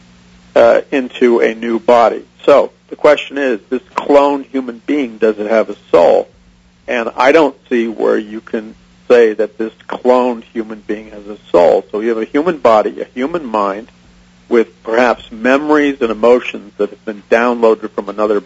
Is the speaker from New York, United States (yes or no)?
yes; New York City, New York, United States; I was raised an atheist in New York City